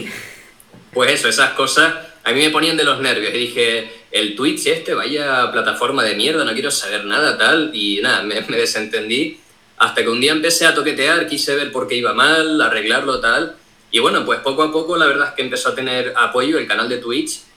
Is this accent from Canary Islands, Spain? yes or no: yes; Tenerife, Canary Islands, Spain; Yo soy de Tenerife